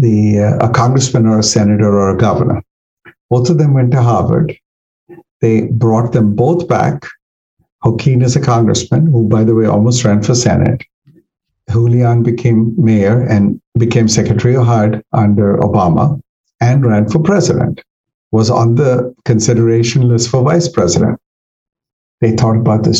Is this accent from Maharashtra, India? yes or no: no; Delhi, India; moved away as an adult; also born or lived in Eastern Kentucky; now in Northern Virginia, United States; I came from Delhi, which was even in those days, like 6 million people.